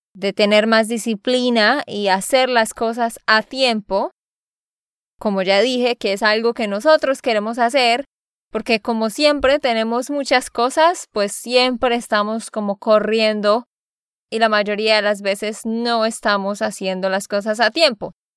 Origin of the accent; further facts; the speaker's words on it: Santander, Colombia; de Santander, Colombia